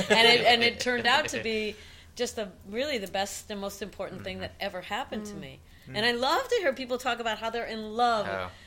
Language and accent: English; Cleveland, Ohio, United States; also born or lived in Bristol; now in New York, United States; Cleveland. That's my hometown.